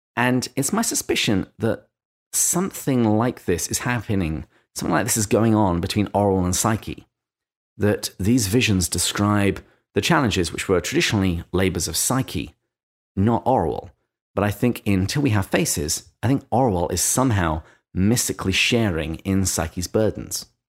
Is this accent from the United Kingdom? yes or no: yes; England, United Kingdom; accent: English; in my English accent